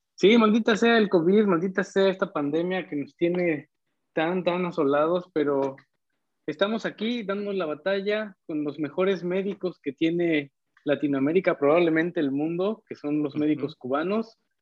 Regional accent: Mexico; como mexicano

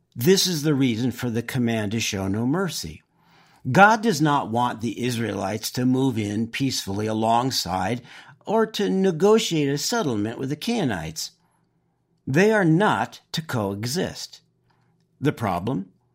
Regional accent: Oxnard, California, United States; I grew up in Southern California

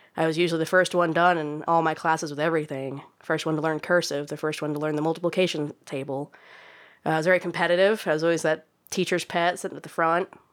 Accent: Oklahoma, United States; being born and raised in Oklahoma

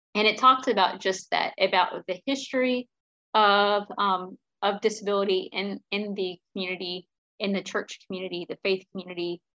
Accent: Greensboro, North Carolina, United States; I grew up in Greensboro, North Carolina.

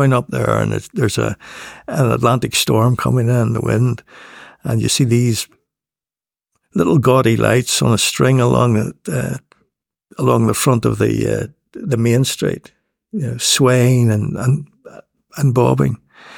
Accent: Northern Ireland, United Kingdom; And when she found out I was from the North of Ireland, she told me she'd been there and that she'd driven the coast road.

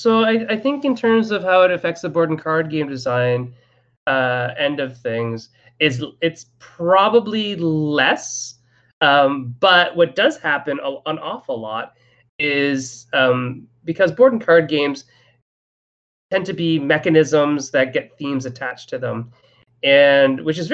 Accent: Manitoba, Canada; when you say, hey, I'm from Canada and that's not what happens in Manitoba, is incredible.

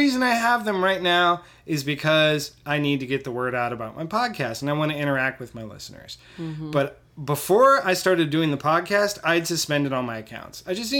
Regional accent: California, United States; now in Houston, United States; I'm from California.

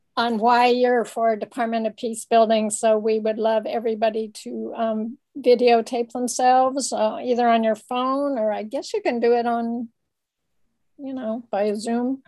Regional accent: Denver, Colorado, United States; also born or lived in Boulder, Colorado; that's where I was born

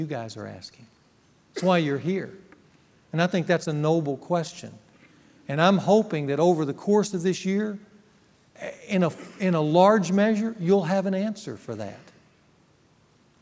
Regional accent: Ruston, Louisiana, United States; moved away; Ruston, my hometown

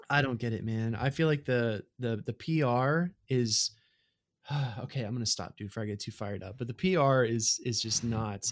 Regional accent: Mississippi, United States; moved away; also born or lived in Tampa, Florida; I first moved to Tampa, Florida, right, I come from Mississippi

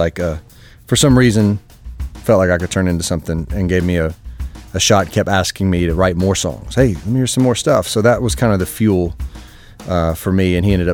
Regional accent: Kentucky, United States; moved away as an adult; also born or lived in Nashville, Tennessee; I'm from Kentucky, really close, about 3.5 hours from the school

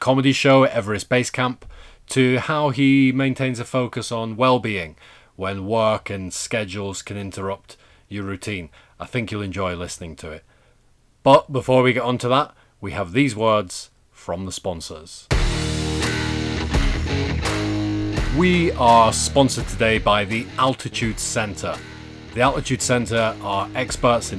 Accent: Yorkshire and the Humber, United Kingdom; I grew up in Yorkshire

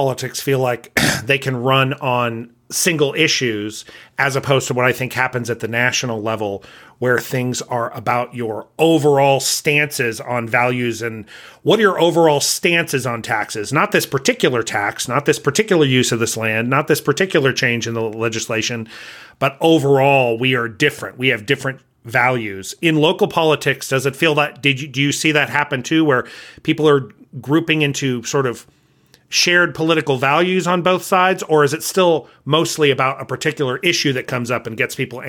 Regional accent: California, United States; So I came from Southern California where religion wasn't, I mean, you talked about religion, but a lot of people were not, if you were church going, it just wasn't a big deal.

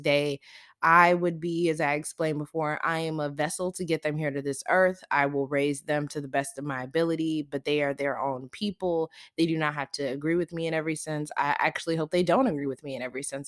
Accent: the South, United States; I grew up in the South

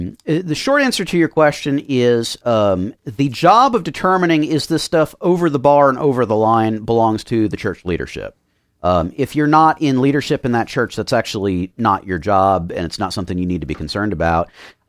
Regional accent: Miami, Florida, United States; So I grew up in Miami and was very involved both in music and church stuff there.

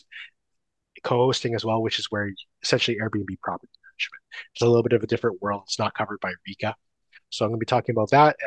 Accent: Canada; I am Canadian STR guy

